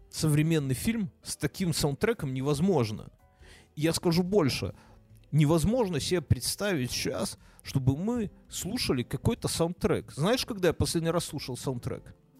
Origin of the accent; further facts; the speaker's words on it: Belarus; also born or lived in Ukraine (ancestry); мы же белорусы